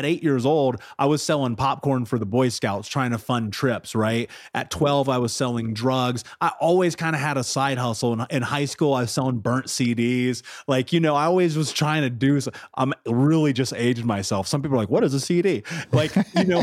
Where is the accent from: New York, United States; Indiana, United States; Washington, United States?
Indiana, United States; Indianapolis; I grew up in Indianapolis. 30th and Georgetown was one of the areas I lived